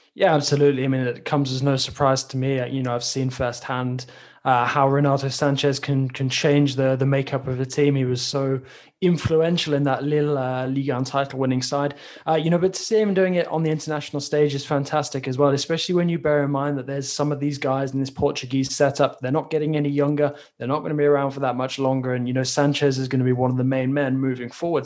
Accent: England, United Kingdom; as an Englishman

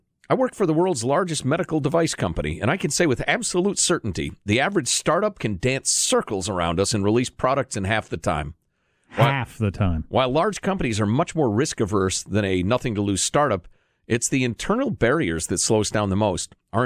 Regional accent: California, United States; Upon finding out I was from California, the person serving my wine went on a rant against Gavin Newsom

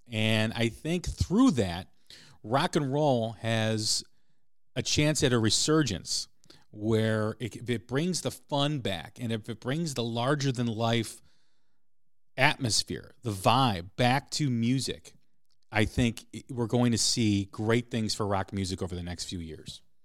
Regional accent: Chicago, Illinois, United States; growing up in Chicago

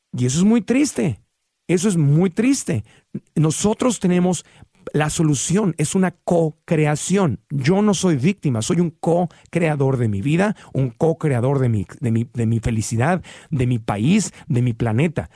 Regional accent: Tijuana, Baja California, Mexico; also born or lived in Sonora; yo cuando crecí en Tijuana, Baja California

